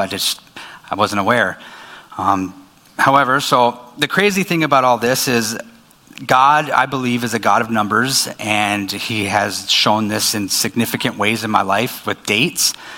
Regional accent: Minot, North Dakota, United States; moved away as an adult; also born or lived in Dickinson; now in Fargo, United States; I was born in Minot

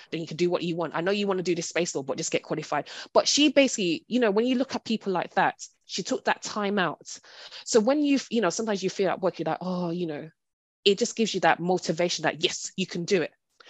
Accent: Hackney, London, United Kingdom; And I think also I'm from, you know, born and raised in Hackney.

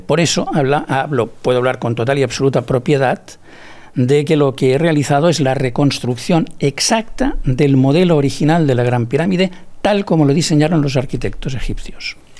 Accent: Barcelona, Catalonia, Spain; also born or lived in Cervelló; nací en la ciudad de Barcelona y me desarrollé entre Barcelona y Cervelló, una población de los alrededores de, Barcelona

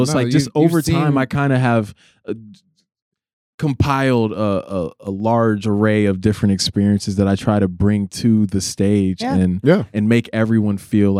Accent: the South, United States; moved away; I was raised in the South, so I seen racism head on. I've lived in different places

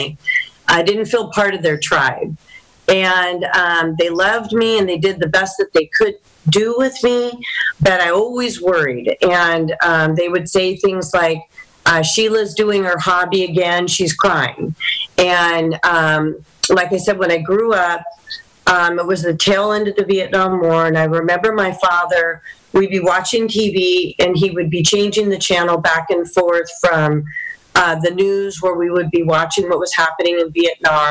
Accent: Los Alamitos, California, United States; So I'm from the area here. I grew up in Los Alamitos in North Orange County.

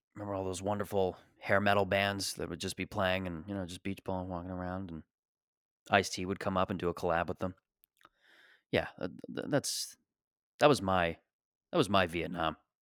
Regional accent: Canada; as a Canadian

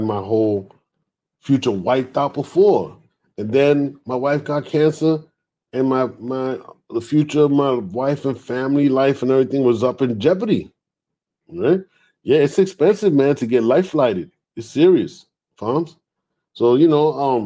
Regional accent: New York City, New York, United States; moved away as an adult; also born or lived in Harlem / Georgia; I grew up in the Bronx

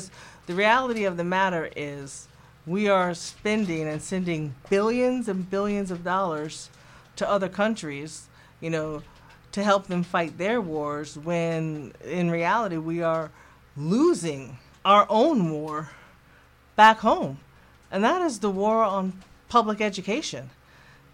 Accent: New Jersey, United States; now in North Carolina, United States; I'm originally from New Jersey

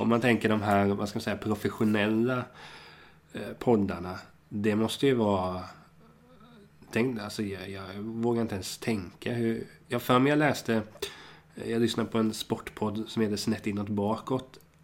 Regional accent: Hultsfred, Kalmar County, Sweden; Jag är ju från Kalmar och Hultsfred

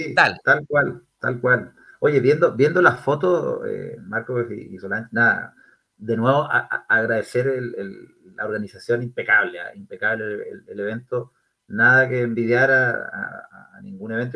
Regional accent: Concepción, Biobío, Chile; moved away; soy de Concepción, soy penquista, como, como probablemente muchos de los, auditores. Eh, nacido y criado en, nuestra Concepción

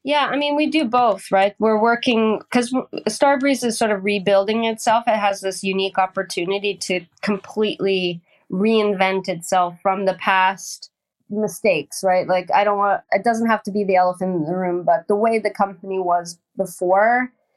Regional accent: Hamilton, Ontario, Canada; moved away as an adult; also born or lived in Sweden; now in Stockholm, Sweden; I was born in a place called Dundas, Ontario. Well, Hamilton, Ontario, steel town

